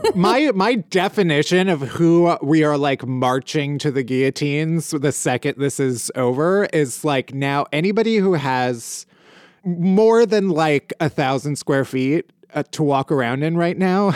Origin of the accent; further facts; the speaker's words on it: Midwest, United States; I was raised very Midwestern